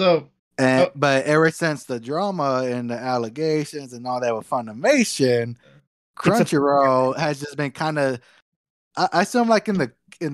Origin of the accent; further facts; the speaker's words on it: Dallas, Texas, United States; growing up in Dallas in the DFW